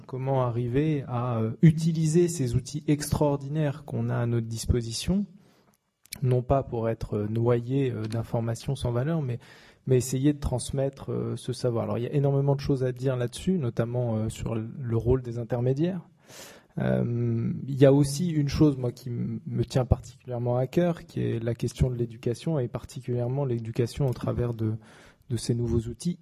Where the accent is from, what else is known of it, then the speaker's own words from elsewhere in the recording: France; nous en tant que Français